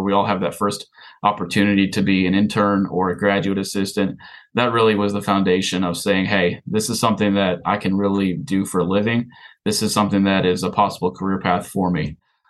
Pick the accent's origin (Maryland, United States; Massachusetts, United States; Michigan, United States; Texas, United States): Michigan, United States; Big Rapids; moved away; Ferris State University in Big Rapids, Michigan is actually my hometown. And so I grew up running around in the sidelines at Top Tiger Field.